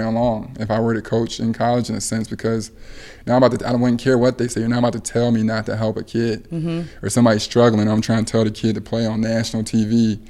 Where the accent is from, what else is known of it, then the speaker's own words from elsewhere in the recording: Ohio, United States; we don't give a damn about the whole state of Michigan because we're from Ohio.